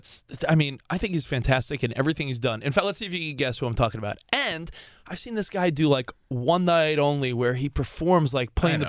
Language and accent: English; East Coast, United States; moved away; We're from the East Coast, living out here for the for the work and the purpose and all that stuff.